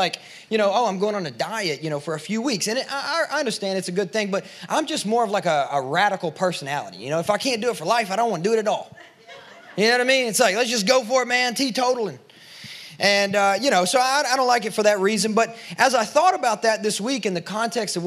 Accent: Kentucky, United States; now in Nashville, United States; I'm from Kentucky.

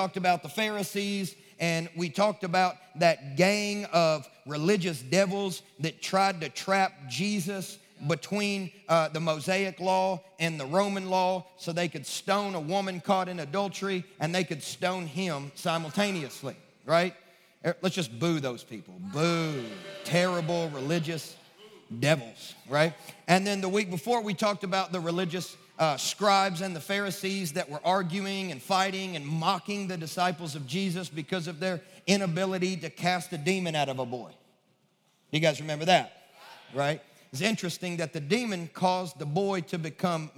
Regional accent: Kentucky, United States; now in Nashville, United States; I'm from Kentucky

